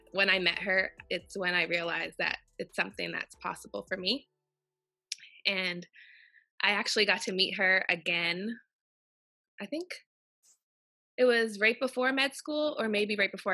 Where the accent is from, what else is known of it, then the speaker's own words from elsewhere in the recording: Windsor, Ontario, Canada; now in Nova Scotia, Canada; I grew up in Windsor, Ontario, but I have roots to Nova Scotia.